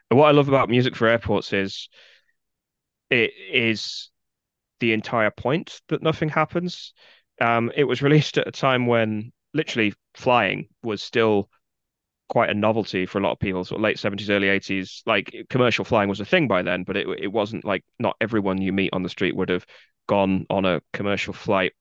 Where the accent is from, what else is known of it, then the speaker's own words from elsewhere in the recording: Guildford, South East England, United Kingdom; accent: posh Southern; moved away as an adult; now in Leeds, United Kingdom; I live in Leeds. I have done for at least fifteen years, but I grew up in a town called Guildford, which is in the far south of England